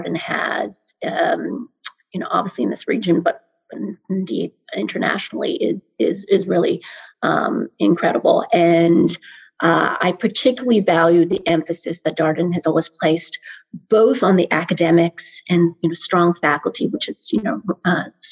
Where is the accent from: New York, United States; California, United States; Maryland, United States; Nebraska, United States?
Maryland, United States; I'm originally from the DC area. I'm a local. I grew up in Maryland